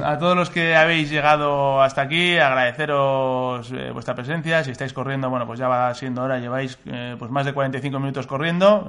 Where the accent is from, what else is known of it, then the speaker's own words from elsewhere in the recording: Biscay, Basque Country, Spain; los que somos de Vizcaya